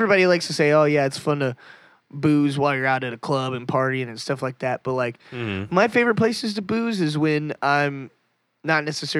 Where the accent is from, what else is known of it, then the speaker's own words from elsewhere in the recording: Texas, United States; I'm from a small town here in Texas, about halfway between Austin and Houston.